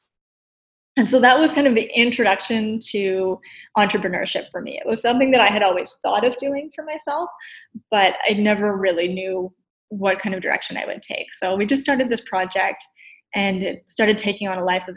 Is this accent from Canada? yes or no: yes; Nova Scotia, Canada; now in Ottawa, Canada; I grew up in Nova Scotia. I'm a transplant in Ottawa.